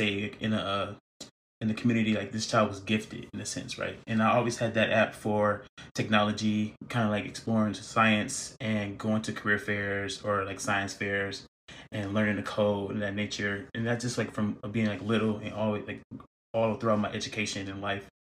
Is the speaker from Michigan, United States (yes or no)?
yes; Saginaw, Michigan, United States; moved away as an adult; also born or lived in Flint, Michigan; now in California, United States; so I was born in Flint and I was raised in Saginaw, Michigan